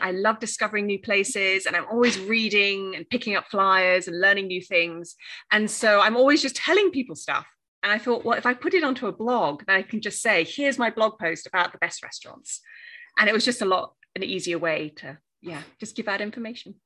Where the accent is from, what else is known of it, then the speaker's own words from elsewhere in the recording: Cornwall, South West England, United Kingdom; first language English; moved away as an adult; also born or lived in Australia / New York; now in Graz, Austria; Yeah, I'm from Cornwall. Uh, that's the southwest of England, so surrounded by the sea.